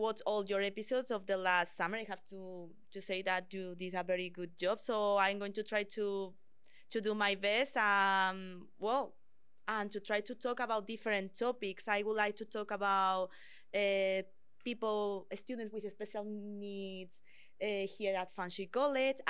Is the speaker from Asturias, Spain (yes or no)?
no; Madrid, Community of Madrid, Spain; English is a second language; moved away as an adult; now in Canada; I am from Spain. I was born in the capital, Madrid, and I studied journalism in the Complutense University